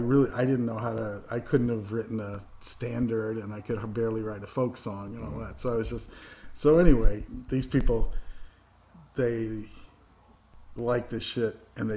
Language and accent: English; Indiana, United States; born there; also born or lived in New York; I was born in Indiana, but I mean